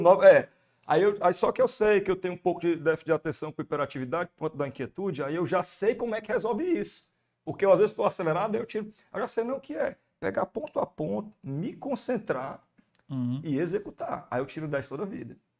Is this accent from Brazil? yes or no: yes; Fortaleza, Ceará, Brazil; accent: Ceará; eu nasci em Fortaleza e muito novo, acho que com um ano de idade, fui morar na Messejana, né, que é um bairro